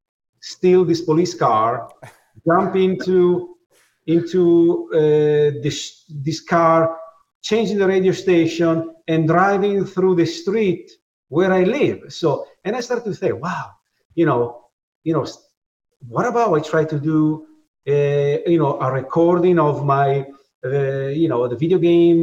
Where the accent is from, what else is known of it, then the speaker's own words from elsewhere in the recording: Italy; moved away as an adult; now in New York, United States; I was born in Italy in you know, in 1973